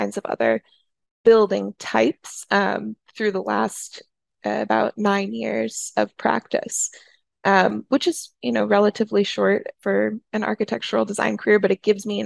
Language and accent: English; St. Louis, Missouri, United States; also born or lived in Kansas / New York; I grew up in St. Louis. I just very recently moved back to St. Louis after living in different cities all over the place